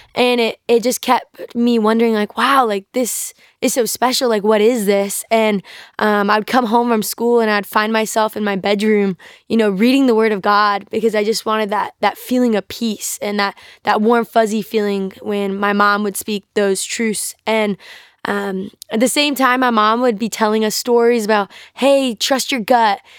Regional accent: North Carolina, United States; I grew up in North Carolina

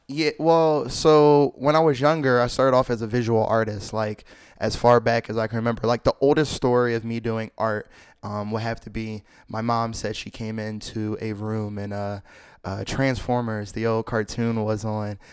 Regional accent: Philadelphia, Pennsylvania, United States; I grew up in Philly, Philly, P A, uptown, anything from Germantown

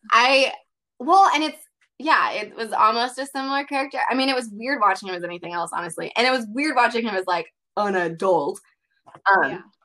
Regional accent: Carbondale, Illinois, United States; SIU is in my hometown

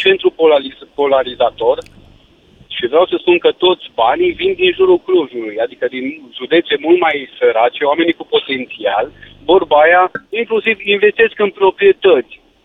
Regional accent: Cluj-Napoca, Cluj County, Romania; Eu sunt chiar din Cluj

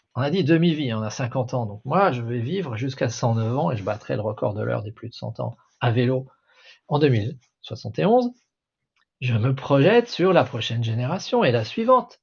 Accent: Alsace, Grand Est, France; born or raised there; first language French

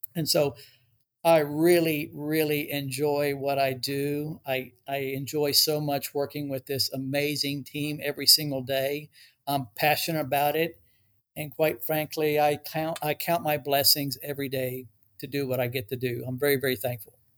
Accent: Dallas, Texas, United States; also born or lived in Cincinnati, Ohio / Ecuador (parents); I've lived in DFW, uh, Texas, uh, most of my life

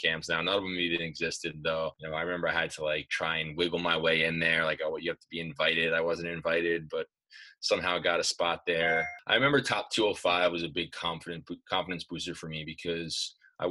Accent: Commack, New York, United States; also born or lived in Smithtown, New York; I went to my first practice where I grew up in Comac

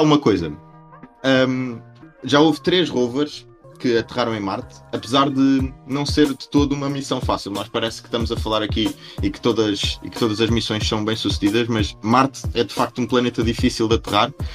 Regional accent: Portugal; nós, nós, enquanto portugueses

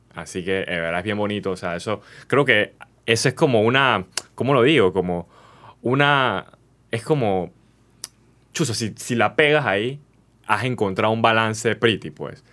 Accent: Panama; como panameños

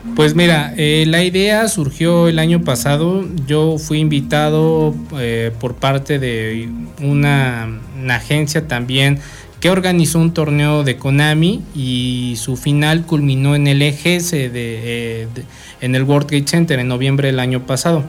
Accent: Mexico; nosotros siendo mexicanos

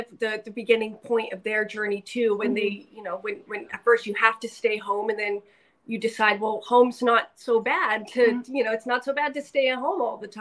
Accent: California, United States; moved away as an adult; now in Spokane, United States; We just moved here a few months ago, and we're originally from California

